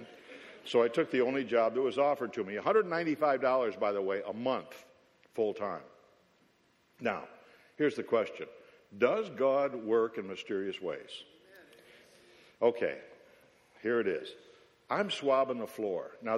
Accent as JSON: {"language": "English", "town": "Williamsville", "region": "New York", "country": "United States", "tie": "born or raised there", "said": "I grew up in Williamsville, New York, which is a suburb of Buffalo, New York"}